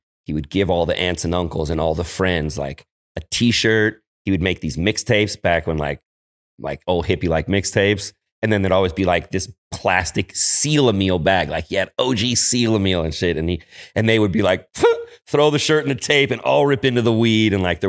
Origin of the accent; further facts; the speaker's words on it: San Francisco, California, United States; So, yeah, I'm a Frisco product. I grew up in Noe Valley.